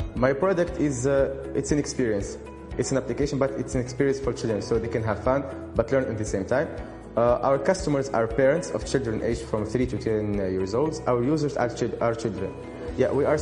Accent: Sousse, Sousse Governorate, Tunisia; I'm from Tunisia, from Sousse specifically

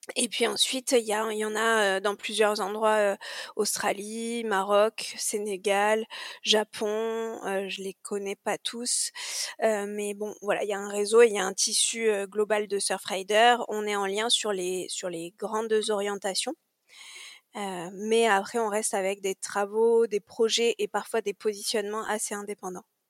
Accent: Corsica, France; moved away; also born or lived in Marseille; j'ai grandi en Corse

